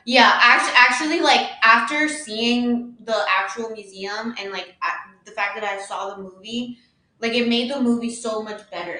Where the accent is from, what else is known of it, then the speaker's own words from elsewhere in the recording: United States; I was born in America